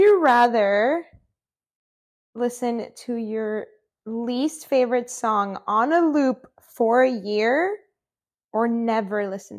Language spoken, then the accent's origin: English; Huntington Beach, California, United States; Okay, well, I am Mexican. Full Mexican, and I was raised in Huntington Beach, California.